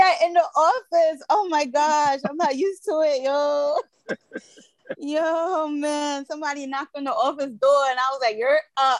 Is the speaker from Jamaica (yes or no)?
no; Brooklyn, New York, United States; No, I'm from Brooklyn. I don't care about no Boston.